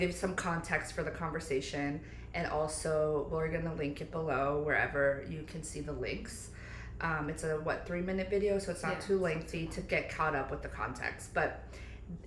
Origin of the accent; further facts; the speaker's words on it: New Jersey, United States; moved away as an adult; also born or lived in Pennsylvania; now in Florida, United States; moving from New Jersey where we grew up